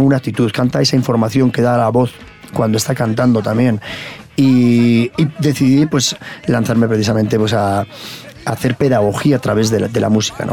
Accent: Irún, Basque Country, Spain; yo precisamente vengo de, un barrio eh, popular en, en Irún, donde nací en el País Vasco

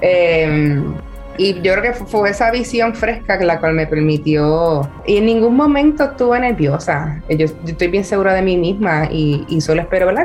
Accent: Puerto Rico; no solo soy puertorriqueña y mujer

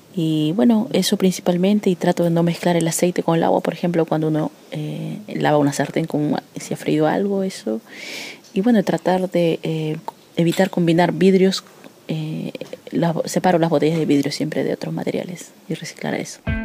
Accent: Chile; soy periodista chileno

